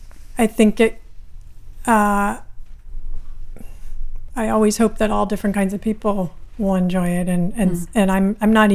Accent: Berkeley, California, United States; I grew up in Berkeley, which is a pretty radical city

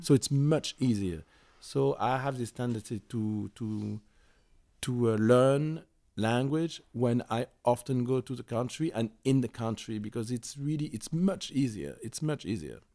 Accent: Paris, Île-de-France, France; I was born and raised in Paris

